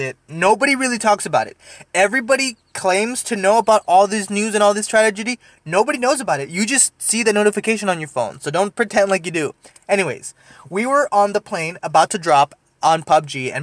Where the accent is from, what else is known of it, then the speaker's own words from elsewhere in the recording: Deep South Texas, United States; I'm also from Texas and was raised in Texas